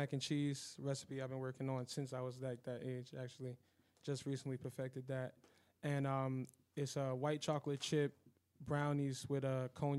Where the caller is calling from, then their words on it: Staten Island, New York, United States; live from Staten Island. You know, small black-owned business, you know, just trying to get our foot in the door. We're pretty big on Staten Island